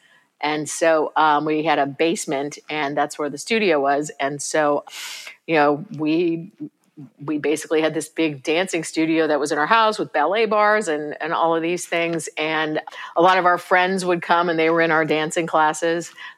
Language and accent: English; Houston, Texas, United States; also born or lived in New Orleans, Louisiana; I think our childhood in Houston and in suburbia in Houston was a much more kind of generic American kind of childhood.